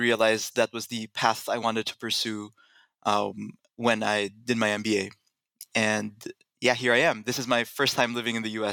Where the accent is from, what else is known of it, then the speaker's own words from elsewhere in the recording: Manila, Metro Manila, Philippines; moved away as an adult; I was born and raised in Manila, Philippines